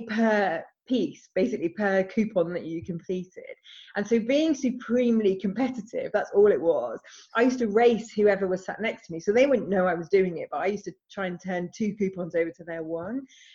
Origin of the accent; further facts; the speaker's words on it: England, United Kingdom; now in Scotland, United Kingdom; I live in Scotland. I'm actually English